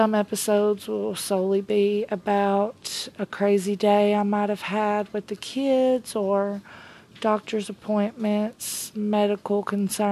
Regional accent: Tennessee, United States; I am a 34-year-old mom from Tennessee. I was born and raised in the South

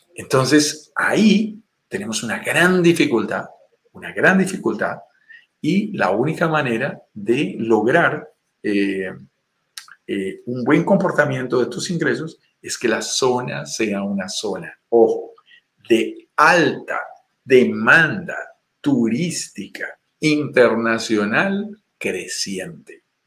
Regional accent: Bogotá, Colombia; accent: Colombian; also born or lived in Tulum, Mexico; Soy nacido en Bogotá, Colombia, en una zona montañosa de los Andes

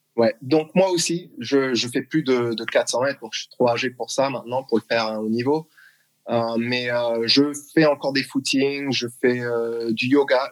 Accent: Strasbourg, Grand Est, France; moved away as an adult; also born or lived in Massachusetts, United States / South Carolina, United States; now in Texas, United States; Je suis né à Strasbourg, euh, d'une mère alsacienne et mon père qui, euh, qui était d'Haïti

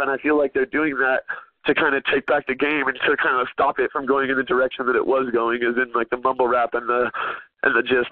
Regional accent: West Coast, United States; I grew up on the West Coast

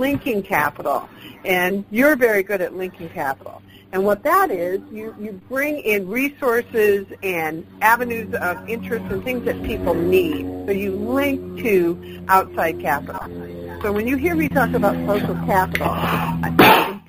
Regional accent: Hampton, Iowa, United States; I came from Hampton, Iowa, that was a Main Street community

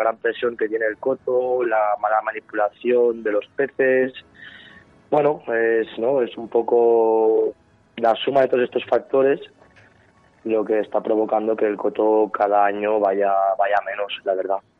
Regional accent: Alguaire, Catalonia, Spain; Soy de Alguaire, del pueblo del Lau.

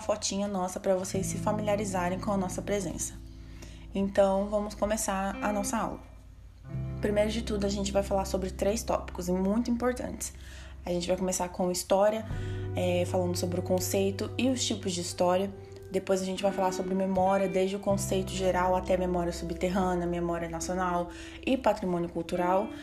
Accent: Campo Grande, Mato Grosso do Sul, Brazil; sou natural de Campo Grande

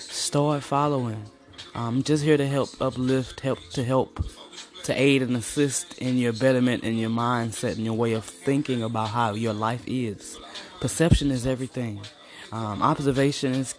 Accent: East St. Louis, Illinois, United States; I'm from East St. Louis, originally just East St. Louis, okay? Might have been born across the river, but I'm East St. to the fullest

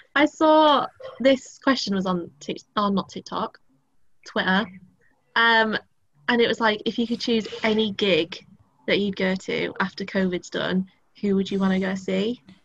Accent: Driffield, Yorkshire and the Humber, United Kingdom; I grew up in Drift, like, lived there, then like went to primary school there

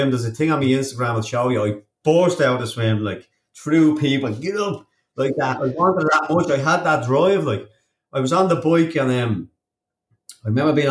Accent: Ireland; And now I'm an Irish professional triathlete

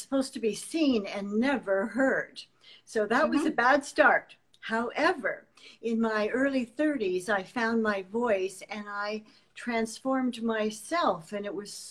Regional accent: Canada; even in my own country, which is Canada by birth

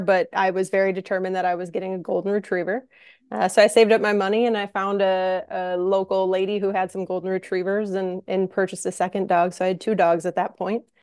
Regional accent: Minnesota, United States; moved away as an adult; also born or lived in St. Louis, Missouri; now in Minneapolis, United States; I'm I'm from Minnesota

